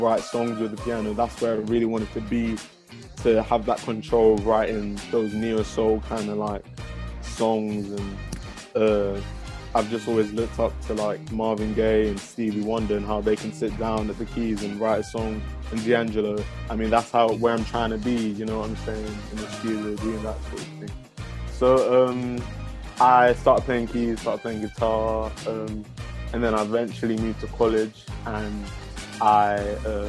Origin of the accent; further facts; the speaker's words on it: London, United Kingdom; also born or lived in Dallas, Texas, United States; I'm from South London, first of all. I was actually born in Dallas, Texas